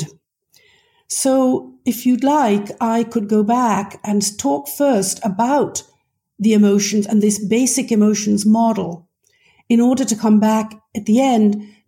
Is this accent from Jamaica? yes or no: no; United Kingdom; moved away as an adult; also born or lived in Scotland / London; now in Maryland, United States; you can tell from my voice that I am British in origin. I grew up in Britain, actually Scotland and then London